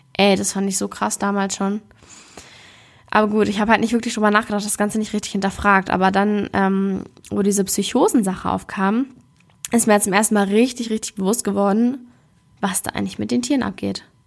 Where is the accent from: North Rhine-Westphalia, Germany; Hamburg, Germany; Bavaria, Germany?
Hamburg, Germany; Ich komme ja aus Hamburg ursprünglich.